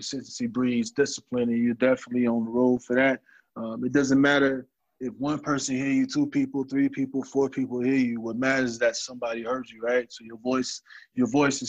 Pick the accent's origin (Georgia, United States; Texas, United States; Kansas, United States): Georgia, United States; Atlanta; I'm from Atlanta